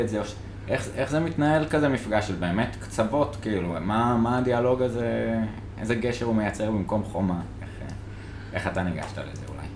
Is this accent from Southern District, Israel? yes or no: no; Jerusalem, Jerusalem District, Israel; אני כירושלמי